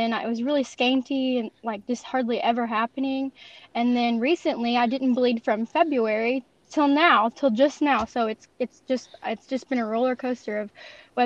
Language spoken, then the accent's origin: English; French Lick, Indiana, United States; I'm from Southern Indiana, specifically French Lick, Indiana